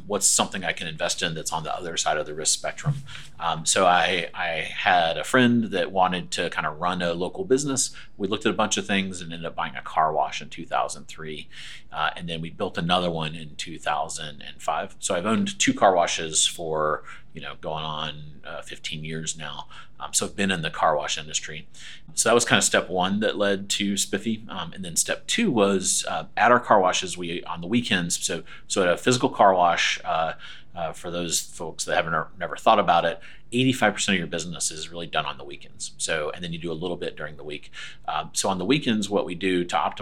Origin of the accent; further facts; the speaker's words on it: Aiken, South Carolina, United States; moved away as an adult; also born or lived in Connecticut; now in Raleigh, United States; I am from South Carolina, a little town called Aiken